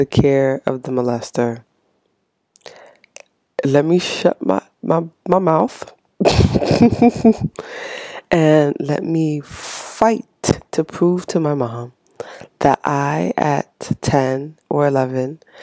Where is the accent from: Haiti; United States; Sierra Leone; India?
Haiti; moved away; I was born and raised in Haiti, so I came here with my mom